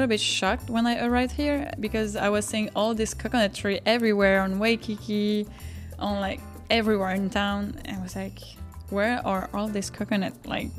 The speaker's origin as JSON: {"language": "English", "country": "French Polynesia", "also_born_or_lived": "Montreal, Canada", "moved": "as an adult", "lives_now": "Hawaii, United States", "said": "I'm from Tahiti in French Polynesia. I studied for 3 years in Montreal, and now I'm living in Hawaii, living the dream."}